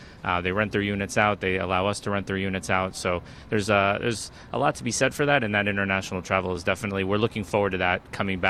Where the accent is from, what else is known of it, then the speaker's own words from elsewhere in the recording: South Florida, United States; Growing up in South Florida my whole life and now my family here